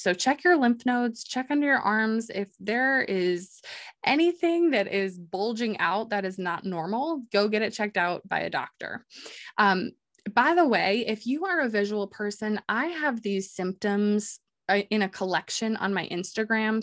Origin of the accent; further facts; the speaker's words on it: New York, United States; living, growing up in New York